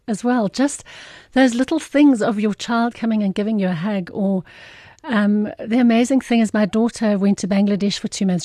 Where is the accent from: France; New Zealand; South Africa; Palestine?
South Africa; Irene, Gauteng; I was born, I, I'm from Irene, which is just between Pretoria and Joburg